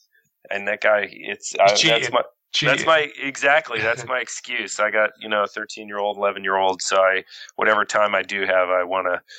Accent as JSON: {"language": "English", "country": "Canada", "tie": "born or raised there", "said": "being grown up in Canada"}